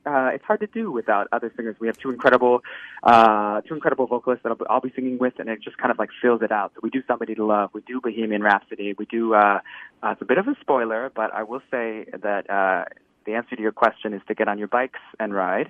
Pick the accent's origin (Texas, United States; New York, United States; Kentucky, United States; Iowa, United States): Texas, United States; now in Minneapolis, United States; Texas originally, but I've been in Minneapolis for about 10 years now.